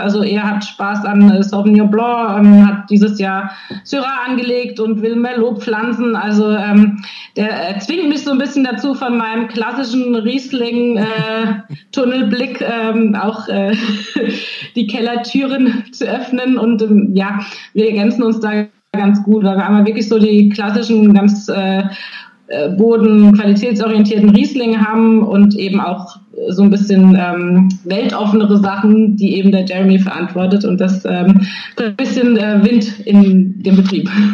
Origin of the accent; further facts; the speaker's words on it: Nierstein, Rhineland-Palatinate, Germany; komme ich aus Nierstein, aber auch aus Schwabsburg